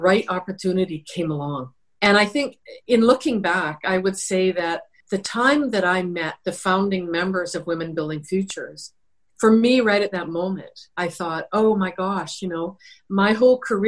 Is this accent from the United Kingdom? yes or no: no; British Columbia, Canada; I come from British Columbia. It was the norm for most people to be working in the lumber industry, towboating, all kinds of what we would call blue-collar work. And that's where I grew up.